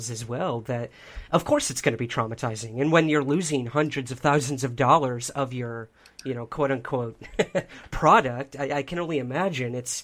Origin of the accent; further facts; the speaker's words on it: East Coast, United States; now in New York City, United States; I'm from the East Coast. I live in New York City.